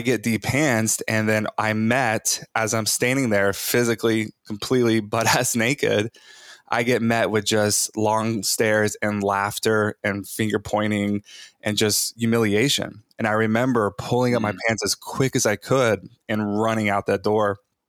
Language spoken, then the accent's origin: English; Bible Belt of Texas, United States; I was born in the Bible Belt of Texas, raised like charismatic Christian, evangelical Christian